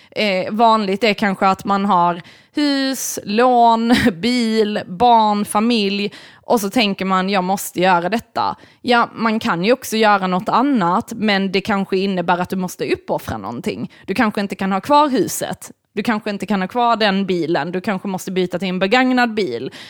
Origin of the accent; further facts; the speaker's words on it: United States; jag är amerikan.